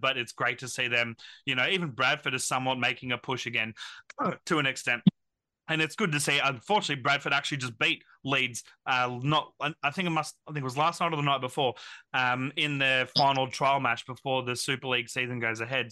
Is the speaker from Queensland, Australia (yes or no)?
yes; Queensland, Australia; as a Queenslander, uh, born in Queensland, uh, so definitely Queenslander myself